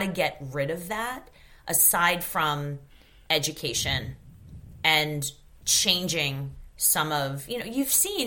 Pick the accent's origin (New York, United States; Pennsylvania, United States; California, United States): New York, United States; I grew up in New York